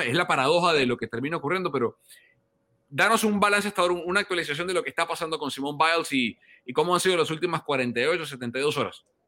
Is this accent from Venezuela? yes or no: yes; Venezuela; yo como venezolano